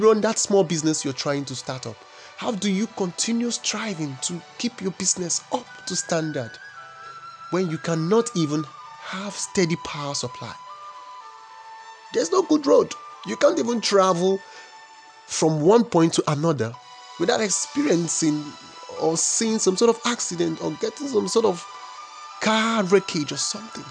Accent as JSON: {"language": "English", "country": "Nigeria", "said": "we are the most populous nation in Africa. Oh, I'm Nigerian."}